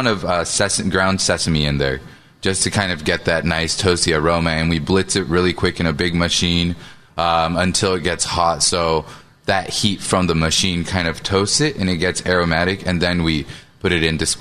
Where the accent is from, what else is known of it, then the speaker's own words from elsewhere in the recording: Seattle, Washington, United States; I grew up in Seattle eating Seattle teriyaki